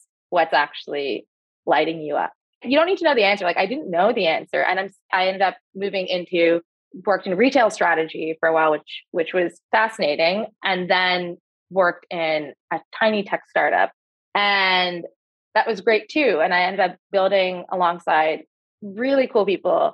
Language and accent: English; Canada; moved away as an adult; I had a very particular experience growing up as a young immigrant Canadian in Canada